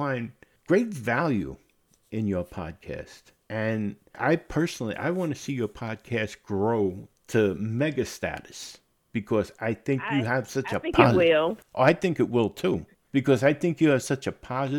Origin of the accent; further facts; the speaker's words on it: New York City, New York, United States; I was born and raised in the Bronx